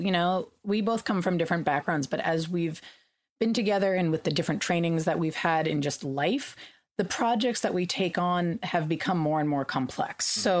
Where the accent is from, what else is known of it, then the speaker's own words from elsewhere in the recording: California, United States; during one of the droughts I grew up in California, we had water rationing